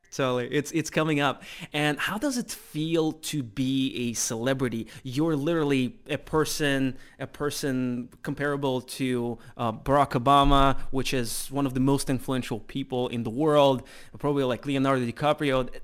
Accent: Russia; moved away as an adult; also born or lived in United States; I'm originally from Russia

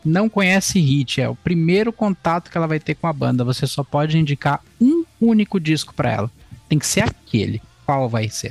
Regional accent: São Paulo, Brazil; now in Rio Grande do Sul, Brazil; eu sou natural de São Paulo, capital, mas eu moro aqui no Rio Grande do Sul

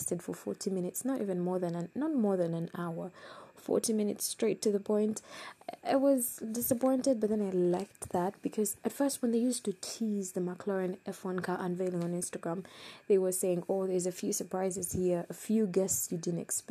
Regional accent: Uganda; I come from Uganda. I love Uganda.

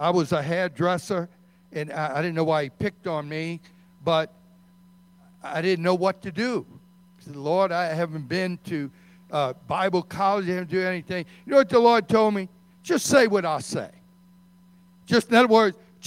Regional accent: Metairie, Louisiana, United States; we grew up in Metairie

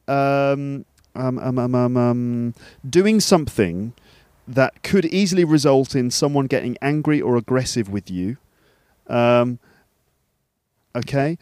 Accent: England, United Kingdom; we're two English guys

